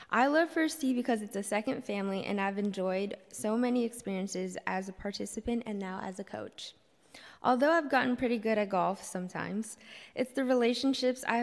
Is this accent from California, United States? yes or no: yes; San Francisco, California, United States; I was born and raised here in San Francisco, and I still live in the city, and I'm a product of SFUSD.